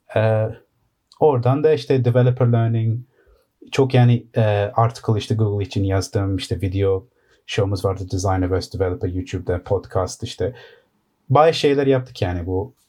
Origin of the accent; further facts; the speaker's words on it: London, United Kingdom; Londra'da doğma büyüme.